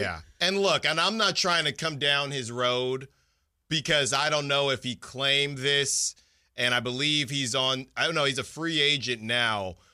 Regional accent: San Francisco Bay Area, California, United States; also born or lived in Philadelphia; now in Sacramento, United States; I am from the Bay Area

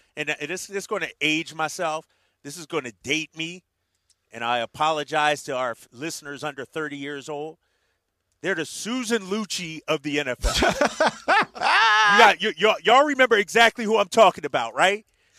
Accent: Philadelphia, Pennsylvania, United States; Growing up in Philadelphia

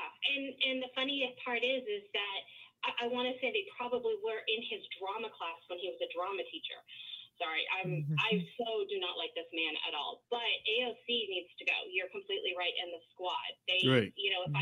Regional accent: Canada; now in Atlanta, United States; because I live in Atlanta, I'm Canadian and I'm American, so I get to vote in both countries.

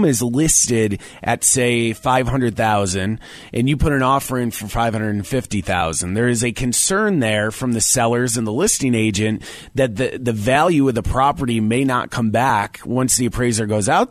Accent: Syracuse, New York, United States; moved away as an adult; now in Colorado, United States; I've been here 17 years. I'm from Syracuse, New York, and I came here about 17 years ago.

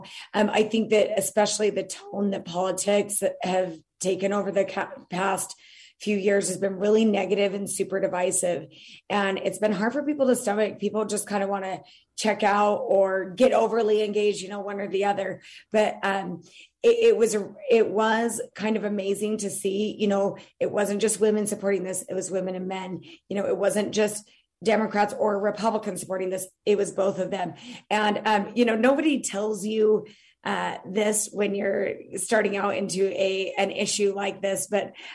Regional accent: Utah, United States; moved away as an adult; also born or lived in East Coast; I grew up in Utah, but lived in the East Coast for years

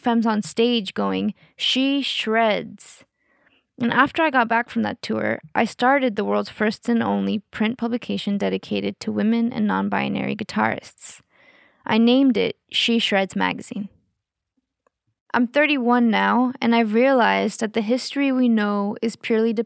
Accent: Austin, Texas, United States; born or raised there; also born or lived in Mexico / McAllen, Texas

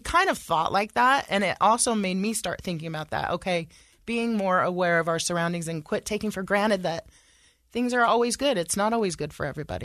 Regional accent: Sacramento, California, United States; moved away as an adult; now in Utah, United States; I was raised in California uh, around a lot of diversity

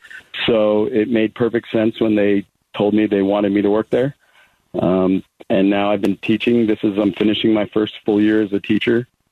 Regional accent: Southern California, United States; moved away as an adult; also born or lived in Los Angeles, California; now in Arizona, United States; I grew up in Southern California.

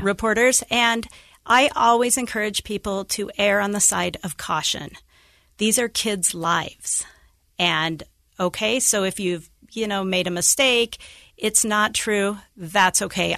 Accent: Idaho Falls, Idaho, United States; moved away as an adult; now in Utah, United States; I grew up in Idaho Falls

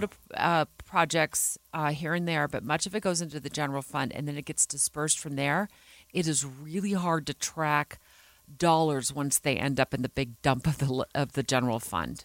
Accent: Arizona, United States; moved away as an adult; now in Utah, United States; I grew up in Arizona

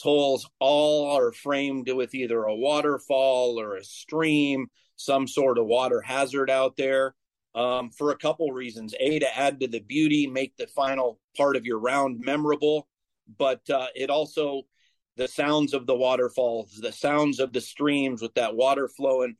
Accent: Bay Area, California, United States; moved away; I grew up in the Bay Area, so not too far from you

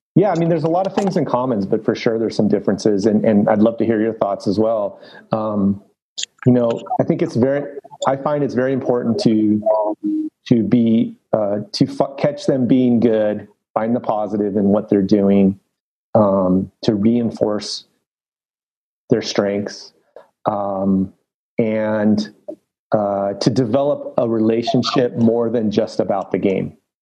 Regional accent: Los Angeles, California, United States; I grew up in Los Angeles, North San Fernando Valley.

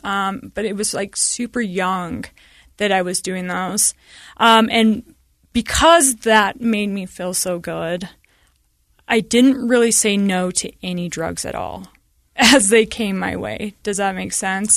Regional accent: Sandy, Utah, United States; I grew up in Sandy and we had a stay at home mom

